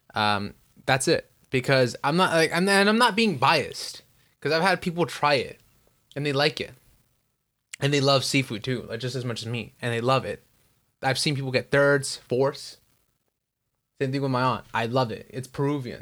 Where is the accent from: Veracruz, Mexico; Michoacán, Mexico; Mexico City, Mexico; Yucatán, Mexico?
Michoacán, Mexico; first language Spanish; English is a second language; now in United States; I'm from Michoacan